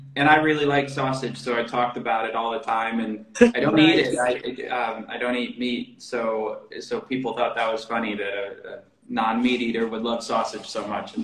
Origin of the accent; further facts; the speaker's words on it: Chicago, Illinois, United States; now in Göttingen, Germany; I'm from Chicago originally.